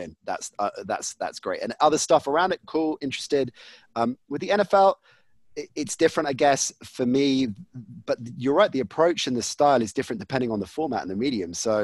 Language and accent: English; United Kingdom; for me as a kid growing up in Britain